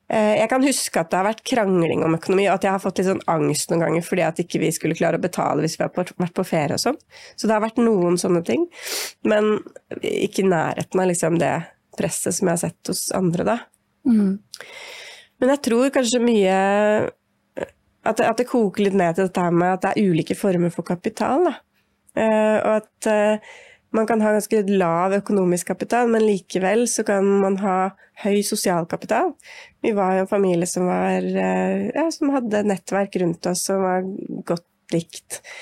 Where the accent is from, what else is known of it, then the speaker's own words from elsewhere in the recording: Siggerud, Akershus, Norway; Jeg vokste opp på Sigrud, eh, som var en lite altså Da vi flytta dit, så var det en liten skogsbygd, på en måte, mellom Ski og Ytre Enebakk. Eh, ja, ca. en halvtime utafor Oslo.